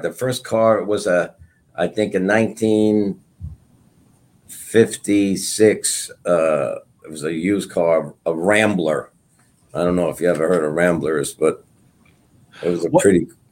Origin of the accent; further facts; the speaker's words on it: Brentwood, New York, United States; also born or lived in Bayside, Queens / Setauket, New York; I grew up in Brentwood, taught in Brentwood